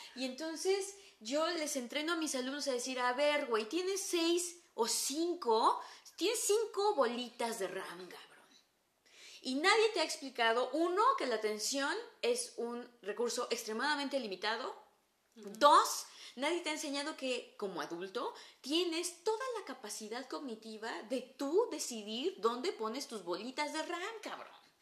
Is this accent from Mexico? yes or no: yes; Mexico; accent: Mexican